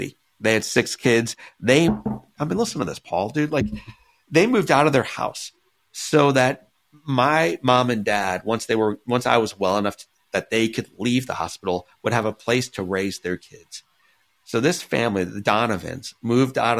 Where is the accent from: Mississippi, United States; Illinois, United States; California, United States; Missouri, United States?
Missouri, United States; I grew up in Missouri